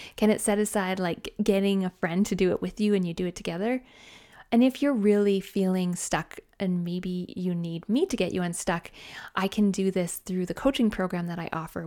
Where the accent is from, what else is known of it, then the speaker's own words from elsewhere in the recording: Canada; I'm Canadian